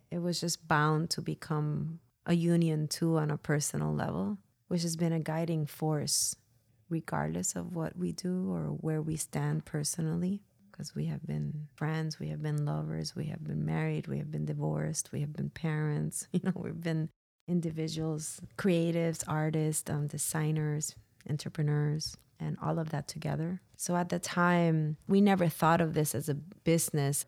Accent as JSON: {"language": "English", "town": "San Juan", "country": "Puerto Rico", "tie": "born or raised there", "moved": "yes", "said": "I was born and raised in San Juan, Puerto Rico"}